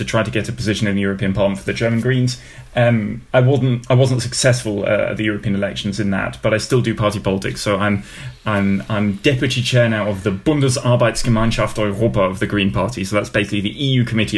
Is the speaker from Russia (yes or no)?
no; United Kingdom; moved away; a Brit living outside of the UK